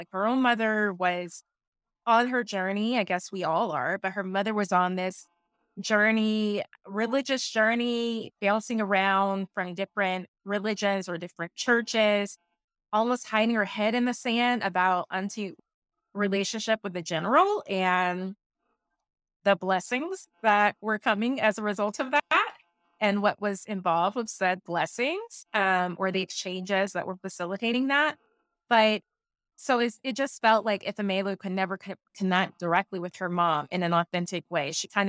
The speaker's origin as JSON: {"language": "English", "region": "the South", "country": "United States", "said": "I'm from the South."}